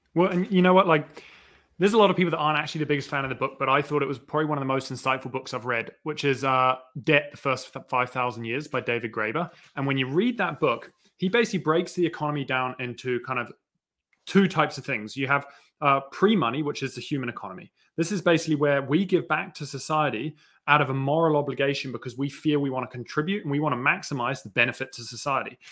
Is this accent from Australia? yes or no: no; New Zealand; accent: New Zealand British; so I grew up in New Zealand. I've got, like, a bit of a New Zealand British accent.